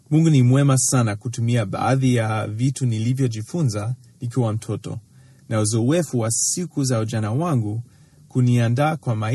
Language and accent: Swahili; Tanzania; Hili ni somo lingine muhimu sana ambalo nilijifunza kutokana na kuwatazama wazazi wangu wakati nilikulia nchini Tanzania.